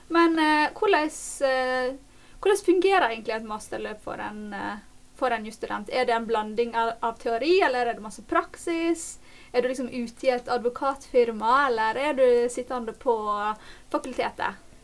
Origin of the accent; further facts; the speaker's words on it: Norway; en nordmann i Norge